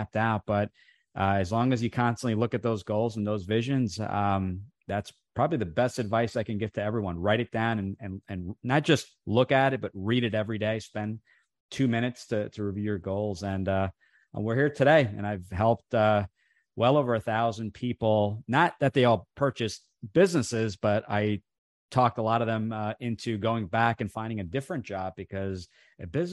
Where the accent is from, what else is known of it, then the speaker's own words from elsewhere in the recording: New Jersey, United States; first language Italian; English is a second language; grew up in the restaurant industry. We had an Italian restaurant here in New Jersey